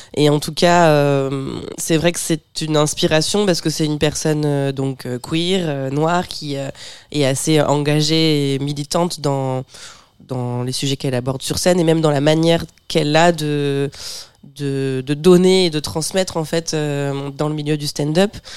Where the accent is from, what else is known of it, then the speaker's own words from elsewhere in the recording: Bernay, Normandy, France; à Bernay, là où j'ai là où j'ai grandi